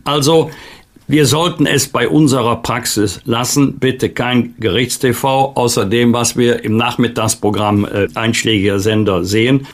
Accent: Bergisch Gladbach, North Rhine-Westphalia, Germany; in meiner Heimatstadt Bergisch Gladbach auch, beides im rheinisch-bergischen Kreis gelegen

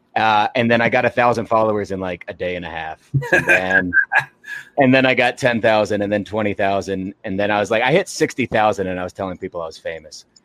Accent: Arkansas, United States; I'm from Arkansas, but my dad and stepdad are both from Illinois. So I grew up watching Chicago teams.

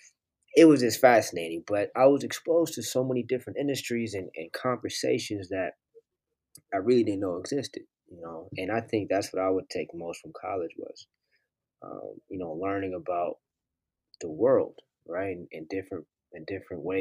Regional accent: Oakland, California, United States; I grew up in Oakland

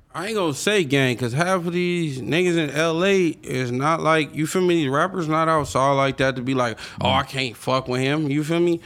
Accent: Long Beach, California, United States; I'm from Long Beach. I'm from a Crip City.

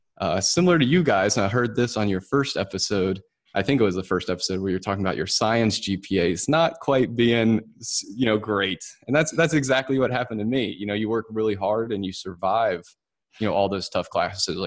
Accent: Winston-Salem, North Carolina, United States; moved away as an adult; also born or lived in Auburn, Alabama; going from North Carolina, which is where I was raised, actually in Winston-Salem

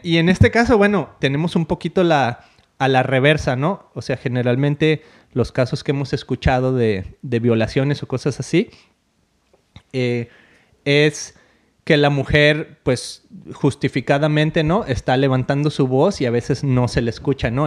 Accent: Mexico; moved away; siendo mexicana como yo

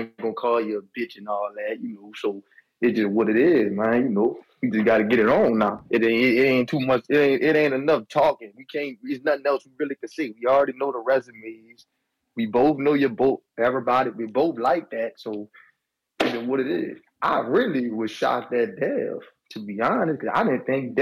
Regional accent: New Orleans, Louisiana, United States; I'm from New Orleans

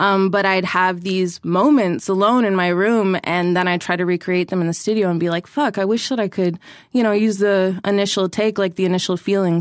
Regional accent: Toronto, Ontario, Canada; I'm born and raised in Toronto

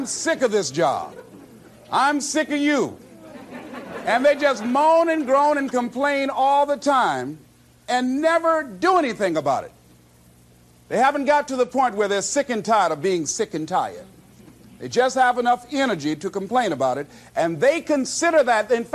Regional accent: Miami, Florida, United States; I was born in Liberty City on a floor on 62nd Street, my twin brother and me

